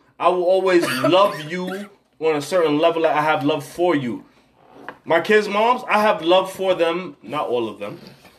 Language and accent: English; New York City, New York, United States; I'm from Tilden. I'm from the Bronx.